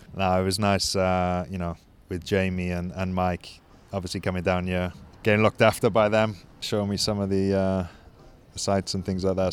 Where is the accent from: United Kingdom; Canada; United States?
United Kingdom; Wales; moved away as an adult; also born or lived in Caerphilly; being Welsh